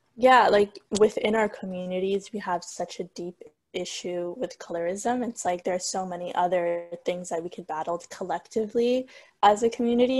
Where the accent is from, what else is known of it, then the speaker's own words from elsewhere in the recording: Somalia; moved away; I'm from Somalia